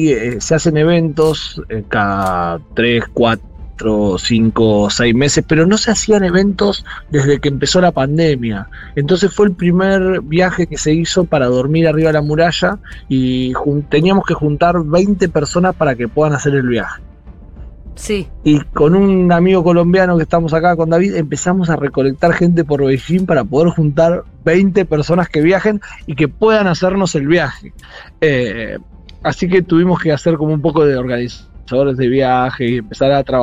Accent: Argentina

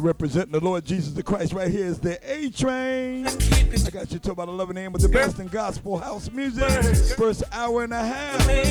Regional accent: New York City, New York, United States; That's my hometown, baby. Brooklyn

